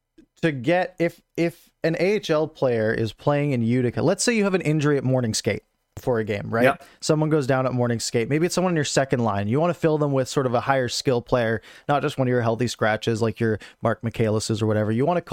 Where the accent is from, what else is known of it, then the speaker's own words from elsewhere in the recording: Abbotsford, British Columbia, Canada; Yeah. I grew up in Abbotsford, at least in my sort of elementary school years.